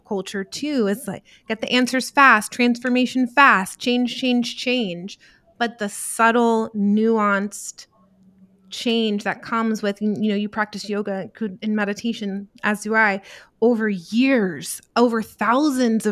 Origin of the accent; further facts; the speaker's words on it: New Jersey, United States; I was from New Jersey.